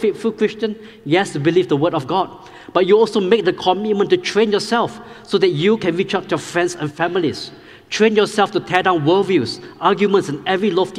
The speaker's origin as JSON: {"language": "English", "country": "Singapore", "tie": "born or raised there", "moved": "as an adult", "lives_now": "Powder Springs, United States", "said": "I grew up in Singapore"}